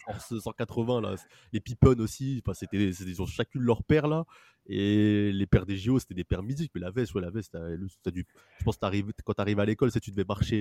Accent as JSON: {"language": "French", "country": "France", "said": "on est français"}